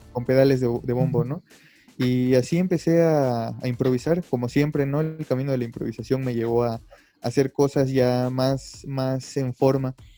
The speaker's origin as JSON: {"language": "Spanish", "town": "Mérida", "region": "Yucatán", "country": "Mexico", "moved": "yes", "lives_now": "Mexico City, Mexico", "said": "soy de Mérida, Yucatán. Actualmente estoy viviendo en la Ciudad de México"}